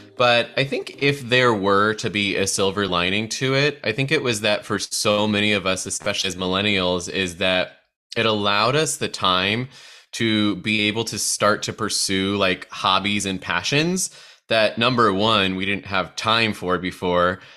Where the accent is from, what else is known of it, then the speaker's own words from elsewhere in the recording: Midwest, United States; as a fellow midwesterner